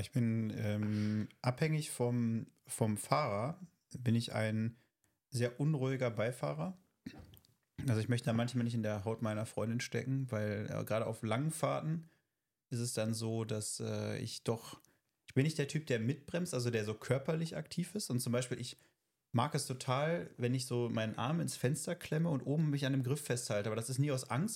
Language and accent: German; North Rhine-Westphalia, Germany